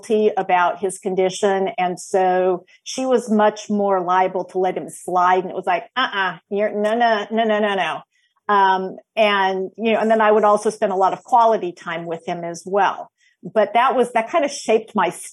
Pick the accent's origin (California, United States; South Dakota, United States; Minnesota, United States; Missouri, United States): California, United States; Los Angeles; also born or lived in Georgia / Washington State; now in North Carolina, United States; I'm originally from Los Angeles, from the San Fernando Valley